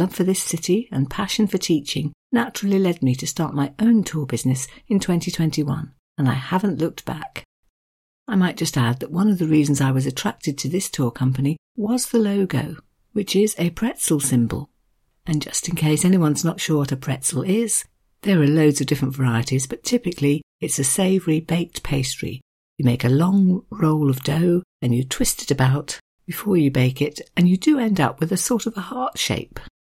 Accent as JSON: {"language": "English", "country": "United Kingdom", "moved": "yes", "lives_now": "Munich, Germany", "said": "I'm a British expat who has been living in Munich since 2016 with my wonderful German wife."}